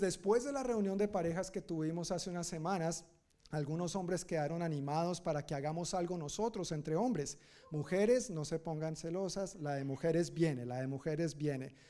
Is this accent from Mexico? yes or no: no; Colombia; now in United States; Yo soy colombiano, según mi cultura y mi familia y mi crianza